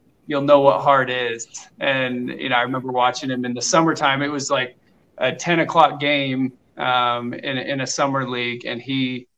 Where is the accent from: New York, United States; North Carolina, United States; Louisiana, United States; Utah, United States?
Utah, United States; Alpine; also born or lived in Belgium; we moved to Alpine when I was about 8 years old and lived there, awesome. Through high school.